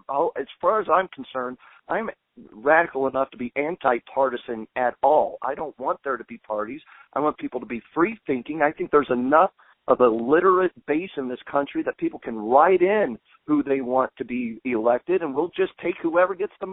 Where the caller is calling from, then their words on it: New Mexico, United States; by the way, you're talking to me in Lincoln County, New Mexico